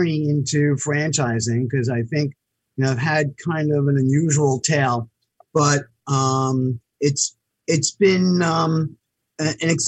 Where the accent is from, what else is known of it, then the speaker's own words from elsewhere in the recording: New York City, New York, United States; also born or lived in Buffalo; I grew up in New York City in Queens on an eastern tip called Floral Park